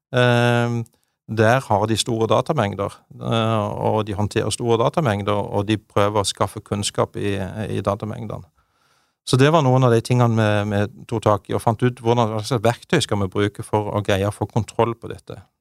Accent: Bjelland, Agder, Norway; født og oppvokst i Marendal i, i Vest-Agder. I Bjelland. Lita bygd der.

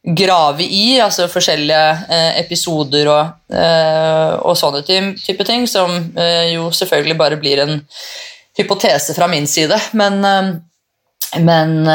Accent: Tårnåsen, Akershus, Norway; Jeg er jo fra Tårnåsen

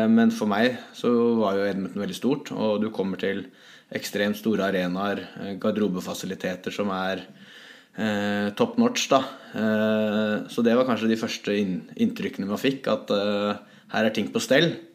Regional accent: Hamar, Innlandet, Norway; moved away as an adult; also born or lived in St. Petersburg, Russia; her hjemme på Hamar

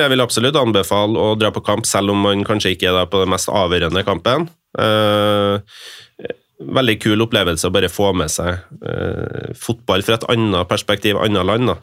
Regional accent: Norway; føler seg litt sånn malplassert som nordmann, hvit nordmann på denne tribunen

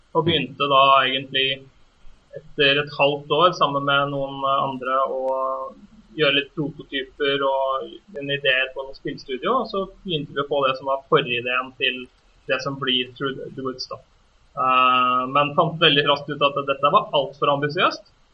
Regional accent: Norway; vi som nordmenn

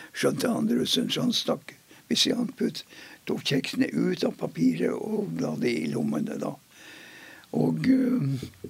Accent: Mosjøen, Nordland, Norway; Jeg er født i Mosjøen i 1928

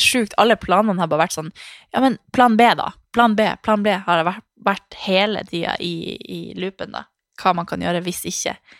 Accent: Harstad, Troms, Norway; moved away; also born or lived in Svalbard; jeg er født og oppvokst i Harstad og Svalbard, som er mørke plasser

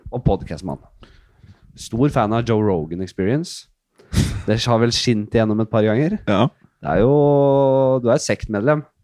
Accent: Oslo, Norway; Bekkelaget. Nordsand. Ja. I Oslo.

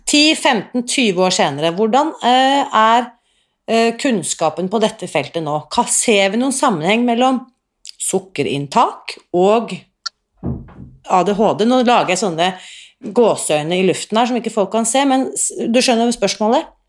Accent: Oslo, Norway; jeg vokste opp da, eh, i Oslo

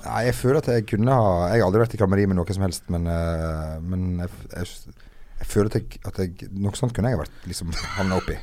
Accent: Norway; moved away; opp ifra Steinura, der jeg kommer fra

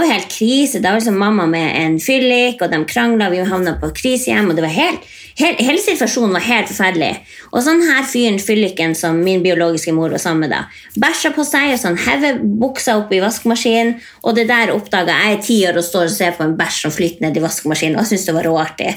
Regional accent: Indre Billefjord, Troms og Finnmark, Norway; oppvokst i Indre Billefjord

